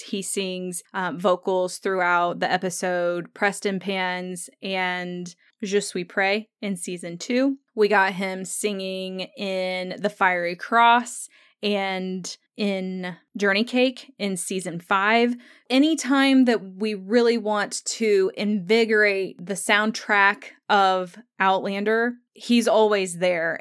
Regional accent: United States; growing up in the United States

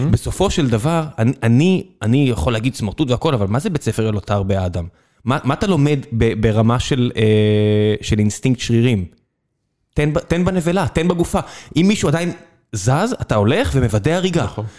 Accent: Israel; אני נולדתי כאן

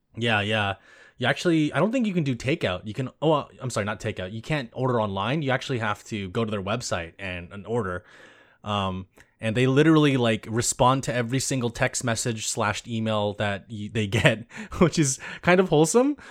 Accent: California, United States; I grew up in suburbia in California

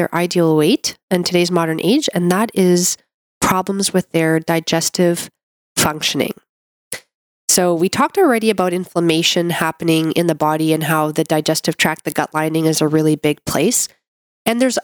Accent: Canada; I'm a Canadian medical doctor

